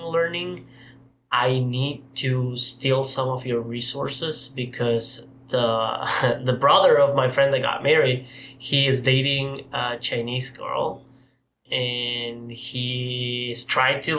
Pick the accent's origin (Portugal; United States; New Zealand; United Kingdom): Portugal; moved away; I was raised in Portugal